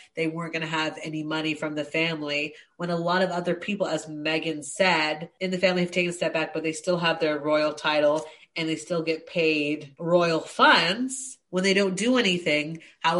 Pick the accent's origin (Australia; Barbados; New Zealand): Australia; also born or lived in United States; No shade to Americans. I'm married to one, but I also lived in the US for years. But being Australian, I grew up learning about the monarchy.